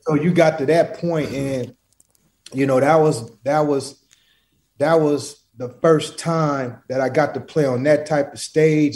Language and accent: English; Portland, Oregon, United States; I'm not, I'm not from Cali. I'm from Portland, Oregon